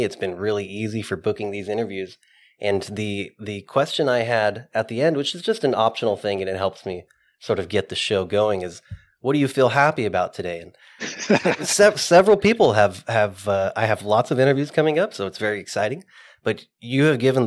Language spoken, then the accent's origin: English; Central Coast, California, United States; I'm from the Central Coast